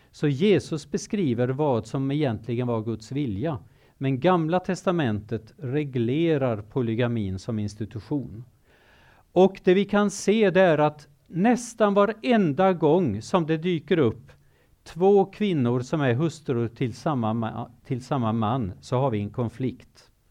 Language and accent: Swedish; Kenya; also born or lived in Zimbabwe; Nu är det så att jag har levt i Kenya i många år. Jag är född i Zimbabwe, jag är uppvuxen som tonåring i Kenya och jag har arbetat som missionär i Kenya.